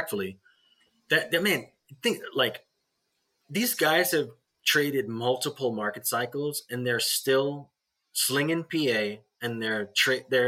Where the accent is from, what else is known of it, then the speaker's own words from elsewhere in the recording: Australia; I grew up in Australia